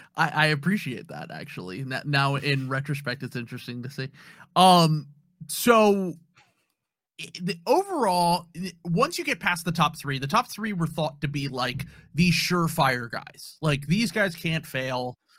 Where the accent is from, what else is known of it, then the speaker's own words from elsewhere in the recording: Philadelphia, Pennsylvania, United States; I grew up in Philadelphia